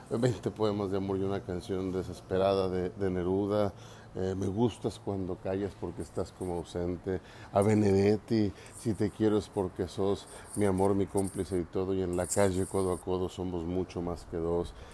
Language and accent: Spanish; Mexico; nuestros orígenes como mexicanos